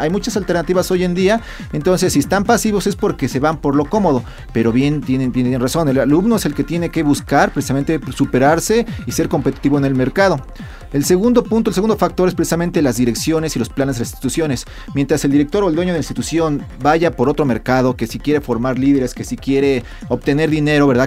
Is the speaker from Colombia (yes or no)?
no; Mexico; aquí en México